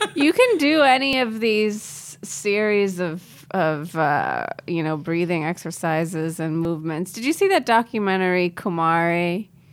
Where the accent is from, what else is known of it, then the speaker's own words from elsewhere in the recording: India; as an Indian person